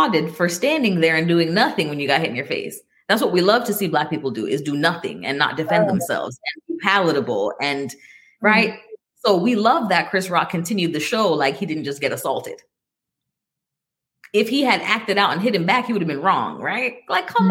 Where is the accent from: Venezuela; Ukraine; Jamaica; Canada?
Jamaica; I'm Jamaican and my dad was a pastor